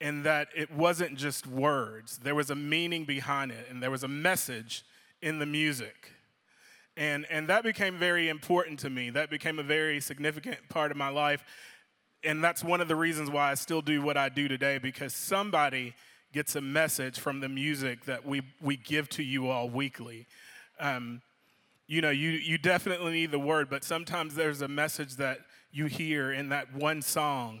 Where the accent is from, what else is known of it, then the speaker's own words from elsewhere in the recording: Louisville, Kentucky, United States; I grew up in Louisville, Kentucky